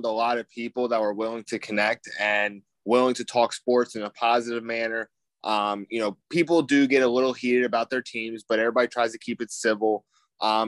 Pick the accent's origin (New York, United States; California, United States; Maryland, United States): Maryland, United States; I grew up in Maryland